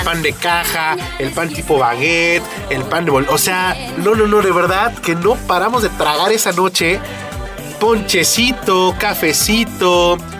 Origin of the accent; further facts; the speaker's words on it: Mexico; nosotros como mexicanos